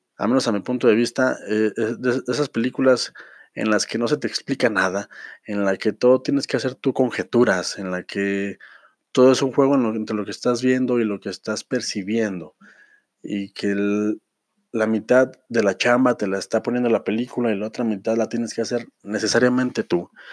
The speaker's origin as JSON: {"language": "Spanish", "country": "Mexico", "said": "nosotros que somos mexicanos, que estamos en la República Mexicana"}